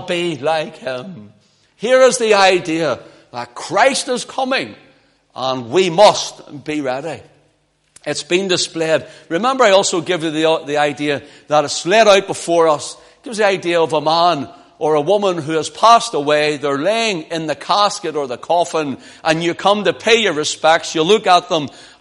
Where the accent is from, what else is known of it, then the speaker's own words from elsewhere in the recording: Belfast, Northern Ireland, United Kingdom; moved away; I was from Belfast